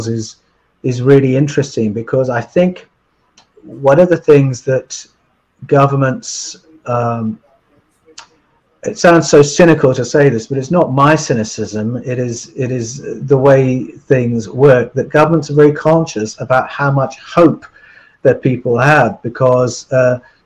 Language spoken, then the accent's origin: English; England, United Kingdom; I grew up in England